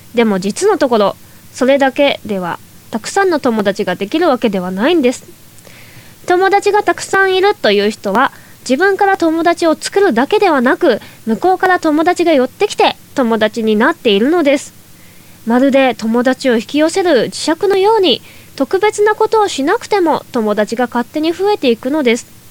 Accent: Toyama, Japan; now in Tokyo, Japan; もともと地元の富山県にいた時は

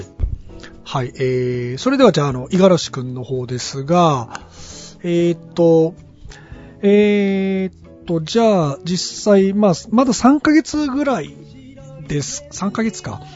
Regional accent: Aso, Kumamoto, Japan; moved away; 私の地元熊本の阿蘇

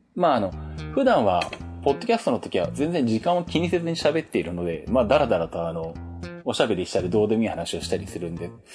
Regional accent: Shizuoka, Japan; 地元静岡の SBS ラジオ

